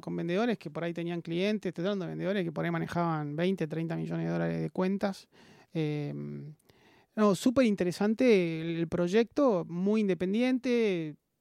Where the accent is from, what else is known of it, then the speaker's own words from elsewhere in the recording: Buenos Aires, Argentina; also born or lived in Mercedes, Buenos Aires Province; nací acá en Buenos Aires, eh, soy mitad porteño, mitad del interior de, Buenos Aires, de Mercedes, provincia de Buenos Aires, que mi, madre es de ahí